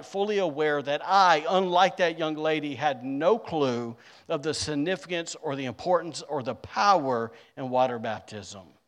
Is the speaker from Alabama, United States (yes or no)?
yes; Alabama, United States; now in Rockport, United States; I'm from Alabama